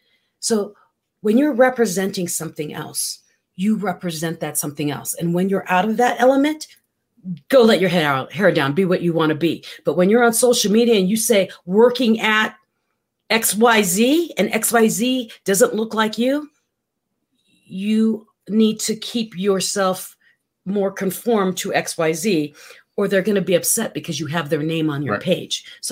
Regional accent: Central Luzon, Philippines; Well, I grew up in the Philippines

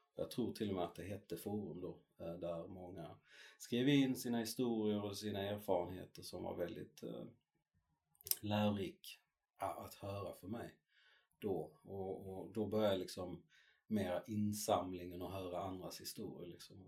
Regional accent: Malmö, Skåne, Sweden; jag är uppväxt i Malmö, eh, i norra Malmö.

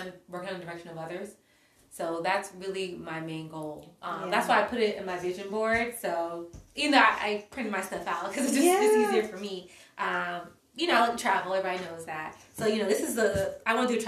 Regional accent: the South, United States; I grew up in the South

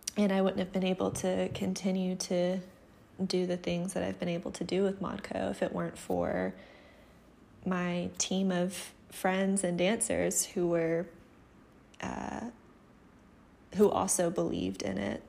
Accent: Atlanta, Georgia, United States; also born or lived in Alabama; I'm from Atlanta originally, so after graduating in 2016, I moved back to Atlanta

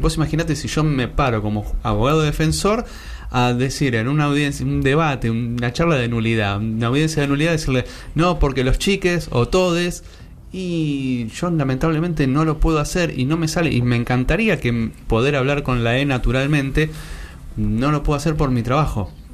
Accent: Buenos Aires, Argentina; somos de la Ciudad Autónoma de Buenos Aires

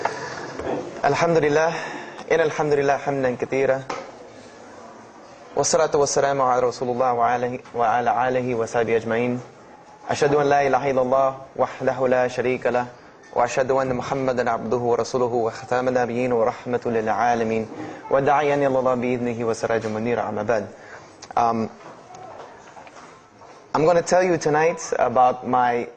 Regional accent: Greenville, South Carolina, United States; I was born and raised in Greenville, South Carolina

